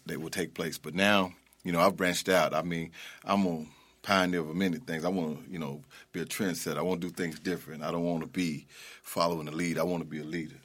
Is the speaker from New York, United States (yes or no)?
no; Okmulgee, Oklahoma, United States; moved away as an adult; now in Memphis, United States; I'm originally from Oklahoma